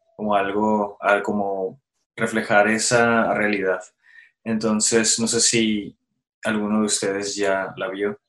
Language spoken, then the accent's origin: Spanish; Mexico; nosotros como mexicanos